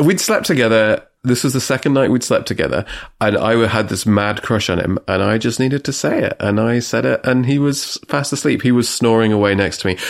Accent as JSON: {"language": "English", "region": "England", "country": "United Kingdom", "said": "I'm English"}